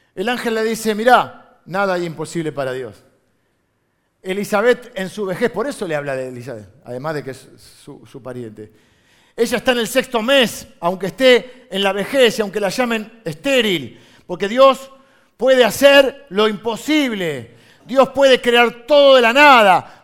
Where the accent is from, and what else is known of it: Argentina; accent: Argentine